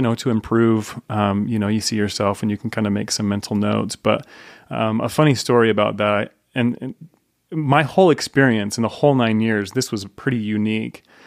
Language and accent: English; Layton, Utah, United States; So I grew up in Layton. Um, so I'm Davis County boy